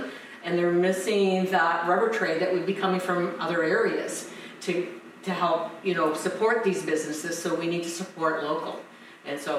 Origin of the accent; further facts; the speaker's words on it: Chatsworth, Ontario, Canada; I'm from Chatsworth. I live in Chatsworth.